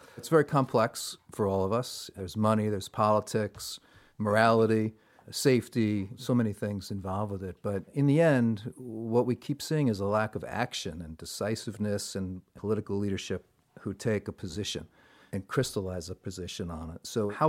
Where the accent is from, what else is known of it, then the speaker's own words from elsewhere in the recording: Saugerties, New York, United States; from Saugerties.